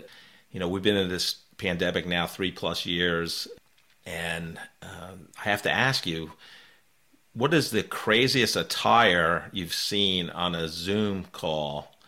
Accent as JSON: {"language": "English", "region": "New York", "country": "United States", "tie": "born or raised there", "accent": "New York", "said": "I grew up in New York, and if I have a couple of beers, I get more of a New York accent."}